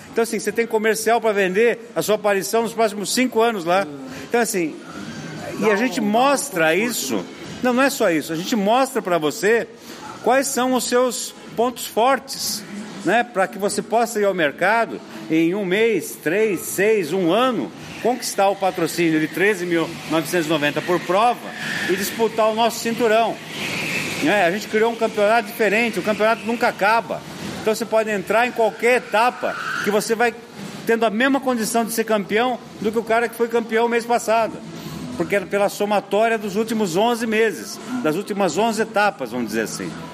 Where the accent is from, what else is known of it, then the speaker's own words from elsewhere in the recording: Brazil; nós como brasileiros